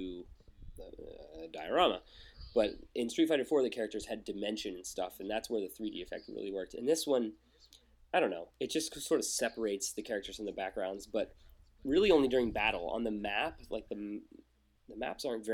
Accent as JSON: {"language": "English", "country": "United States", "said": "I'm American"}